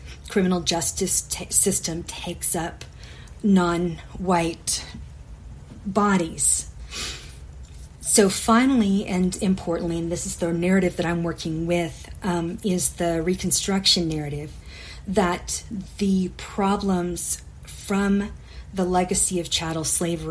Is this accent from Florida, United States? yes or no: no; McKinney, Texas, United States; McKenning, my hometown